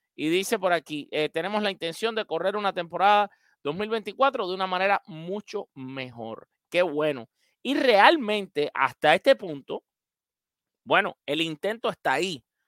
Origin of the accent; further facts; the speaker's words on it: Cuba; now in Miami, United States; mi tierra, Cuba